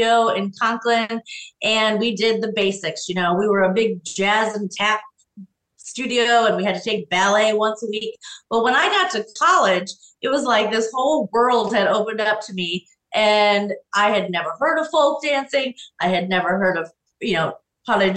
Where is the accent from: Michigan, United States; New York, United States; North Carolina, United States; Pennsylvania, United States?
Pennsylvania, United States; Susquehanna; moved away as an adult; now in Callicoon, United States; I grew up in Susquehanna, Pennsylvania